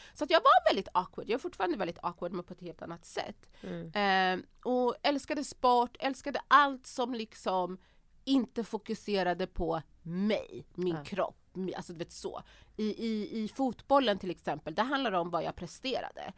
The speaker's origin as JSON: {"language": "Swedish", "town": "Örebro", "region": "Örebro County", "country": "Sweden", "tie": "born or raised there", "also_born_or_lived": "Banjul, Gambia", "moved": "as an adult", "lives_now": "Stockholm, Sweden", "said": "jag är uppväxt i Örebro, i Vivalla"}